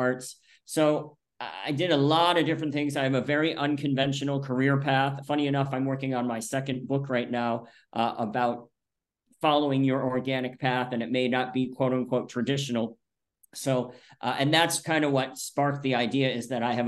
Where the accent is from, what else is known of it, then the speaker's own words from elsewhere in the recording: outside of Rochester, upstate New York, United States; moved away as an adult; also born or lived in Buffalo, New York; now in Florida, United States; I'm originally from upstate New York. And when I say upstate, I mean way upstate, Lake Ontario area, outside of Rochester